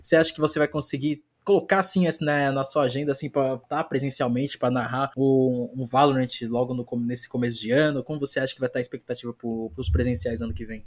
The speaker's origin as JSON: {"language": "Portuguese", "country": "Brazil", "said": "eu como brasileiro falo"}